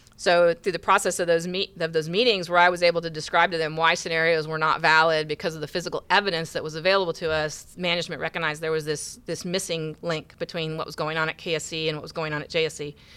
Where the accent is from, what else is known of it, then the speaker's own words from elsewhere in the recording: Indiana, United States; moved away as an adult; now in Houston, United States; I grew up in the Midwest. I grew up in Indiana.